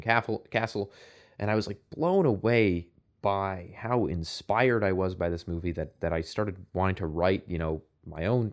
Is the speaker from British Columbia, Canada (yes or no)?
no; outside of Toronto, Ontario, Canada; I grew up outside of Toronto